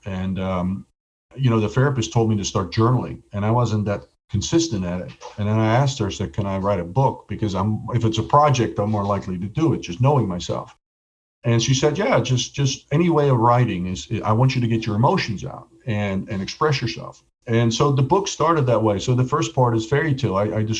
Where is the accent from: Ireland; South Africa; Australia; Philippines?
Ireland; But, you know, I'm Irish. I'm never lucky.